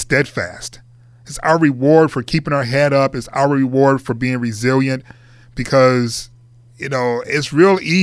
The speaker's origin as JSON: {"language": "English", "town": "Detroit", "region": "Michigan", "country": "United States", "also_born_or_lived": "Atlanta", "moved": "yes", "lives_now": "Los Angeles, United States", "said": "I'm from Detroit"}